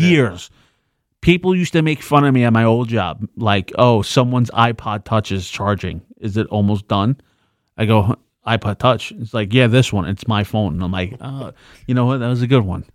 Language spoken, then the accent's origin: English; New York City, New York, United States; I'm from the Bronx too